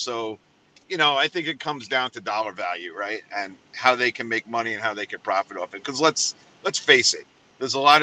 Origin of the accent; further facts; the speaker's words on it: New York City, New York, United States; now in Florida, United States; I come from New York City